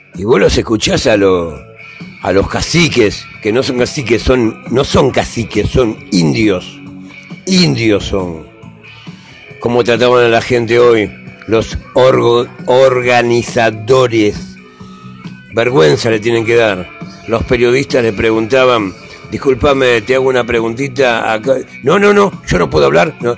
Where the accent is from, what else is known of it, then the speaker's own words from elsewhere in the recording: Argentina; como argentino